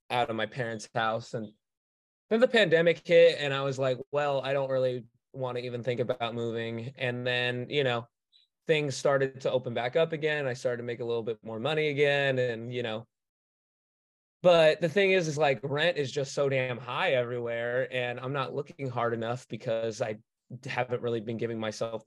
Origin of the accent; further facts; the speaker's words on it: Los Angeles, California, United States; Born and raised